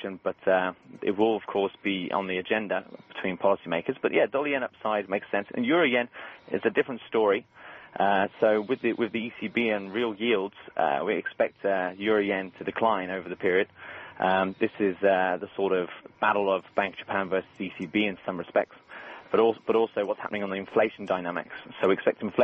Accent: Birmingham, West Midlands, United Kingdom; I'm from Birmingham, so I'm an Aston Villa fan

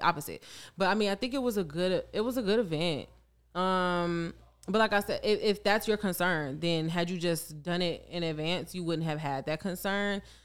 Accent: Chicago, Illinois, United States; I am from Chicago. I grew up around it

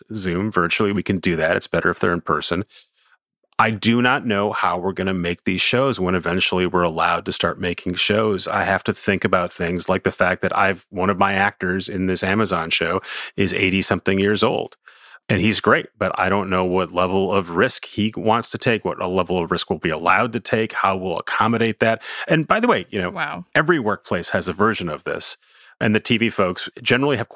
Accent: New York City, New York, United States; as a New Yorker

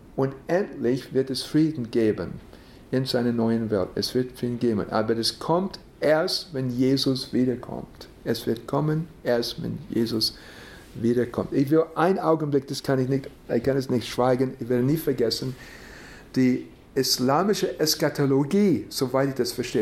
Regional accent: United States; Ich bin in den USA geboren

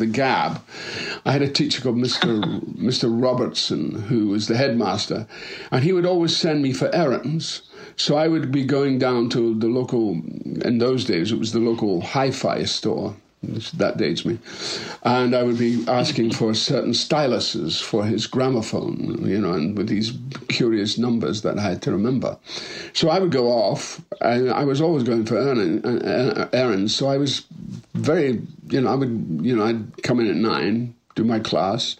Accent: Dundee, Scotland, United Kingdom; moved away as an adult; also born or lived in Edinburgh / Birmingham; I was born in Dundee, Scotland in 1946.

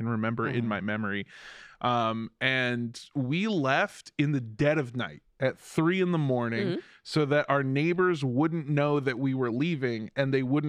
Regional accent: Los Angeles, California, United States; Well, I'm from Los Angeles, where you don't have neighbors.

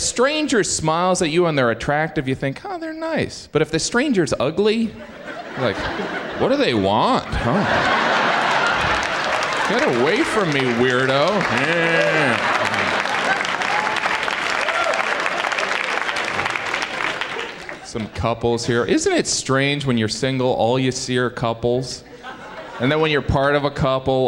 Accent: Indiana, United States; moved away as an adult; now in New York, United States; I am originally from Indiana.

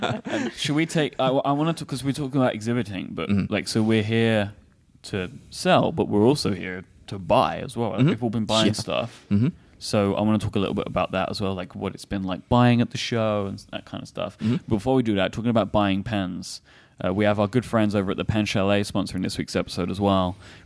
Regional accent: London, United Kingdom; like, I kept getting a lot of, like, where are you from, boy? And I'm like, London.

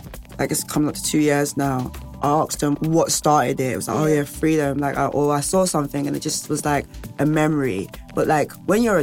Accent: London, United Kingdom; We're all from all ends, like, we're from North London, South London, East London, West London

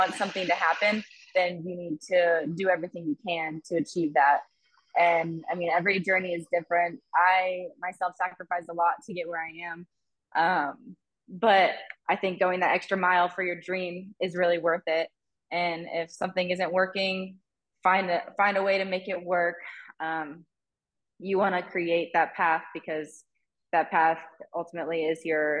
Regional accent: Niceville, Florida, United States; moved away as an adult; also born or lived in Tulsa, Oklahoma; now in Guadalajara, Mexico; We grew up in Niceville, Florida

